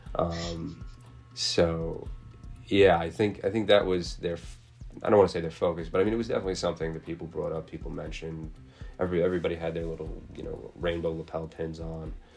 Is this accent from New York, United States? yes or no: yes; New York City, New York, United States; being Irish and being Catholic and being New York, Staten Islanders, New Yorkers, and Americans